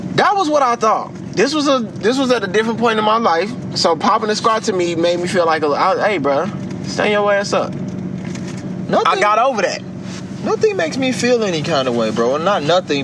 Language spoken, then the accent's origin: English; Chicago, Illinois, United States; I'm from the city of Chicago, because yep. I'm from the South Side